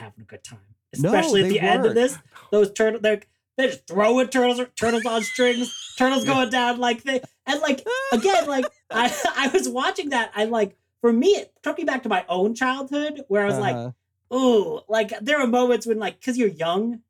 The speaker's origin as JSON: {"language": "English", "country": "Canada", "said": "I'm a Canadian"}